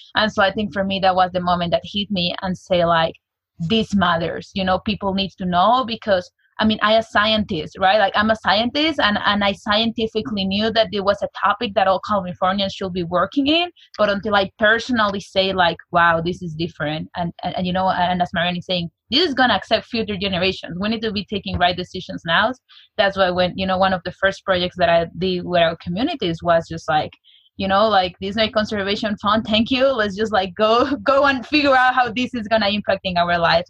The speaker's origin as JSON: {"language": "English", "region": "Mexico City", "country": "Mexico", "tie": "born or raised there", "moved": "yes", "lives_now": "United States", "said": "I was born and raised in Mexico City"}